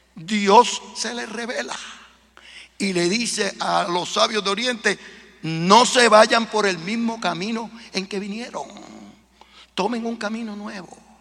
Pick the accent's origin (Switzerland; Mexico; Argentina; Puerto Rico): Puerto Rico; now in United States; en Puerto Rico, de donde yo vengo, o en Estados Unidos, donde vivo